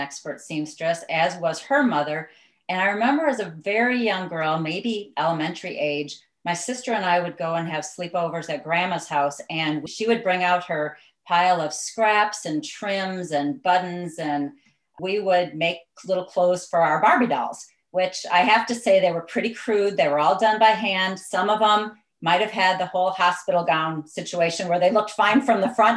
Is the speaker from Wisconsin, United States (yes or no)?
yes; Southeast Wisconsin, United States; moved away as an adult; also born or lived in Galveston, Texas; now in Washington State, United States; I am originally from Southeast Wisconsin, along Lake Michigan. And so I grew up in the Midwest